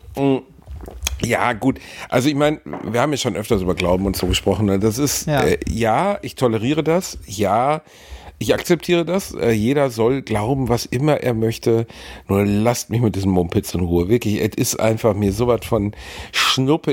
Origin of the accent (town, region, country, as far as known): Gelsenkirchen, North Rhine-Westphalia, Germany; born or raised there